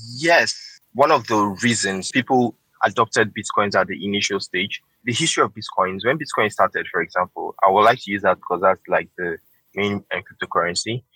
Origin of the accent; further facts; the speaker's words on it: Nigeria; I'm a Nigerian trying to, you know, work here